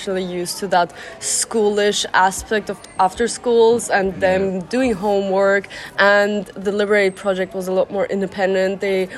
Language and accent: English; Germany; moved away; I'm from Germany